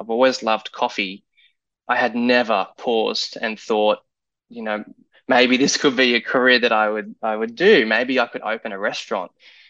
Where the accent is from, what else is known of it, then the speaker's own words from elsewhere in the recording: Gold Coast, Queensland, Australia; moved away as an adult; also born or lived in New York, United States; now in Houston, United States; Growing up on the Gold Coast, Australia, it's very coastal, surfy, relaxed, and chill.